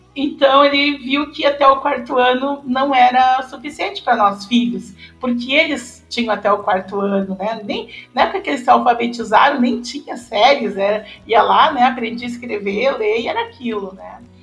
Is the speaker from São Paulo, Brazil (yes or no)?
no; Sobradinho, Rio Grande do Sul, Brazil; Nasci né, em 1966, numa localidade no interior de Sobradinho, que é um município na região central aqui do Rio Grande do Sul